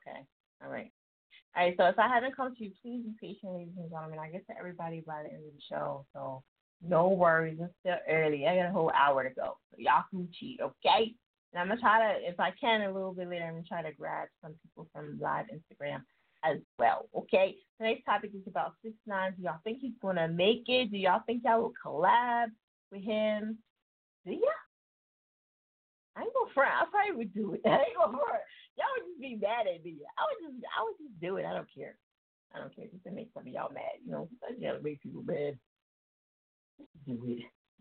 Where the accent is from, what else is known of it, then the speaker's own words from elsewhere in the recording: New Jersey, United States; I'm from Jersey and I say it crazy.